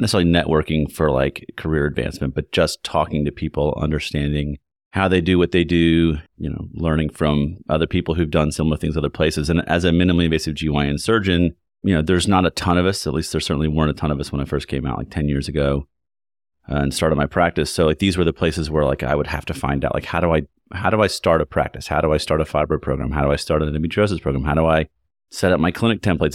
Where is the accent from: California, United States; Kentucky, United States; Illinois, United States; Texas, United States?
Kentucky, United States; Lexington; moved away as an adult; also born or lived in Ann Arbor / New York City / Chicago; Having grown up in Kentucky, I grew up in Lexington